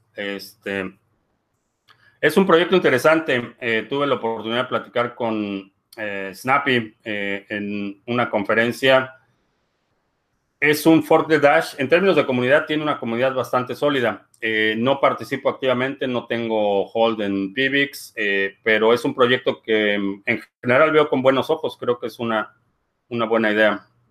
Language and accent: Spanish; Mexico; como buen mexicano crecí en una familia católica